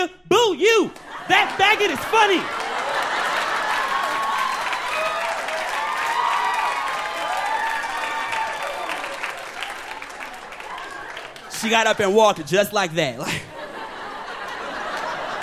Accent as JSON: {"language": "English", "town": "Detroit", "region": "Michigan", "country": "United States", "also_born_or_lived": "Bronx, New York", "moved": "as an adult", "lives_now": "Brooklyn, United States", "said": "I'm originally from Detroit, Michigan"}